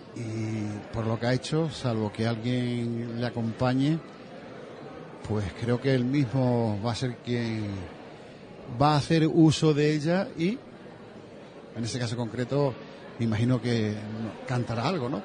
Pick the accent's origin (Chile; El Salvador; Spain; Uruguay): Spain; Seville, Andalusia; moved away as an adult; now in Huelva, Spain; yo soy de Sevilla